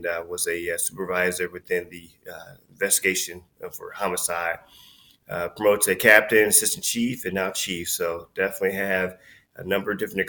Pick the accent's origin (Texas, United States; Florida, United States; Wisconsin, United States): Wisconsin, United States; Milwaukee; I'm born and raised in Milwaukee, lived there all my life